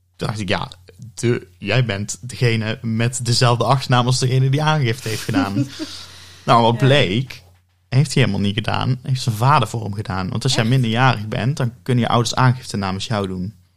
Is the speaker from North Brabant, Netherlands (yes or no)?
yes; Oss, North Brabant, Netherlands; ik ben eh, geboren en getogen in Os